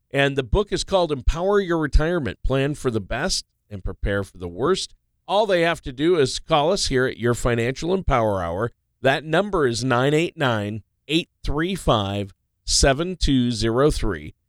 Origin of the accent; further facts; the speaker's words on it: Minnesota, United States; I grew up in Minnesota